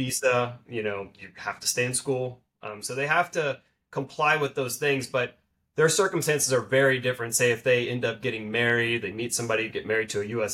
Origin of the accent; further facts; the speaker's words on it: Dallas, Texas, United States; also born or lived in Arkansas; I'm from the Dallas area